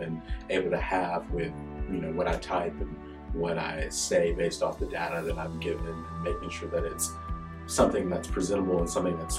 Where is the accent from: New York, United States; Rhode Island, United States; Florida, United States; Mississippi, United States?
Mississippi, United States; Jackson; I'm from right here in Jackson, Mississippi.